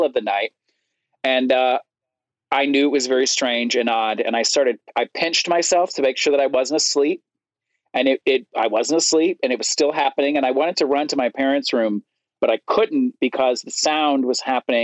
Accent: Florence, Alabama, United States; I was living in the first house I grew up in Florence, Alabama

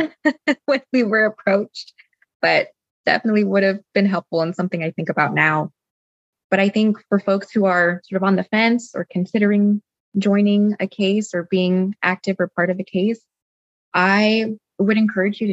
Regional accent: Southern California, United States; moved away as an adult; also born or lived in Boston; the Latina community that I was used to growing up in Southern California

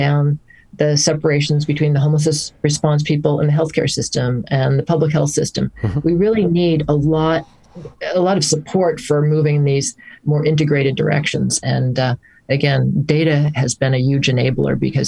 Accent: Hartford, Connecticut, United States; moved away as an adult; also born or lived in Amherst, Massachusetts / New York City; I grew up in the Hartford, Connecticut area

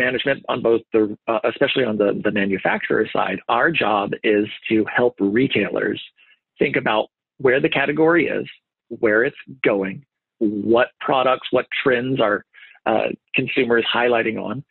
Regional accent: Ohio, United States; also born or lived in Texas; now in Columbus, United States; I'm from Ohio. My wife's family's from Ohio.

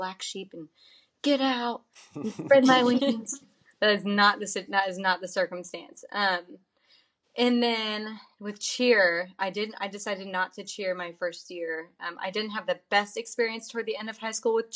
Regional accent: Andover, Kansas, United States; moved away as an adult; now in Texas, United States; we grew up in Andover. I mean, all three of us did.

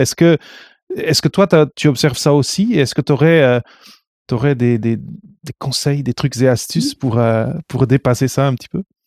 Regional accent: Portugal; moved away; also born or lived in North America; je viens du Portugal

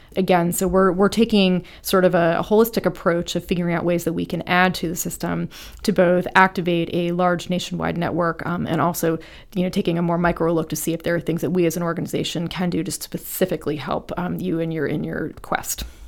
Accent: Ohio, United States; I started working for my hometown Congresswoman Deborah Price from Ohio.

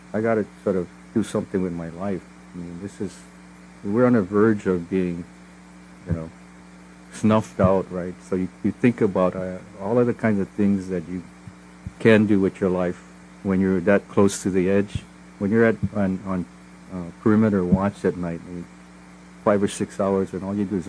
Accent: Honolulu, Hawaii, United States; I grew up in Palolo Valley

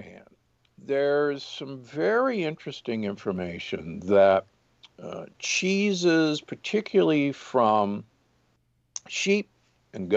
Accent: Omaha, Nebraska, United States; I grew up in Omaha, Nebraska, and, you know, the beef state

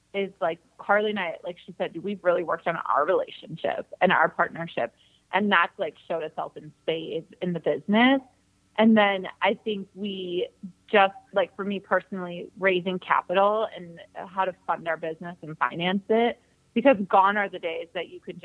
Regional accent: Wisconsin, United States; now in California, United States; I'm from Wisconsin

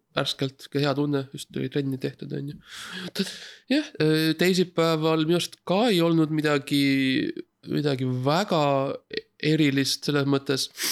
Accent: Estonia; ma olen ainukene eestlane

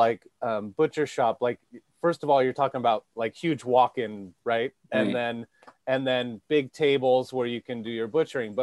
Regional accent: Petaluma, California, United States; I grew up in Petaluma

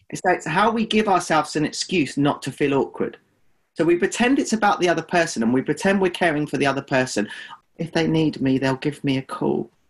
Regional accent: United Kingdom; But what we do as British people is we avoid because we avoid our own discomfort because we don't like tears

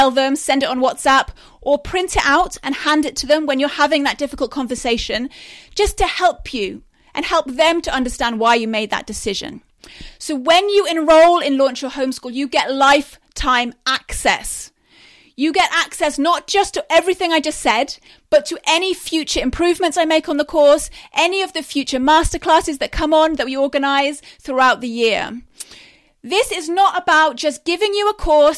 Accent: England, United Kingdom; I am from England

